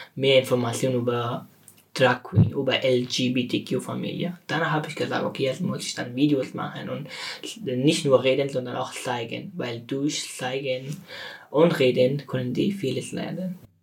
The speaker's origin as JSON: {"language": "German", "country": "Afghanistan", "second_language": "German", "moved": "yes", "lives_now": "Germany", "said": "ich bin von Afghanistan geflüchtet nach Deutschland"}